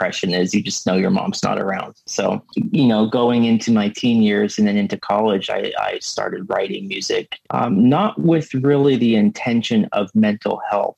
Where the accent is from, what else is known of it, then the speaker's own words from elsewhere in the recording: Seattle, Washington, United States; I'm from Seattle, so I live way down the west coast of the United States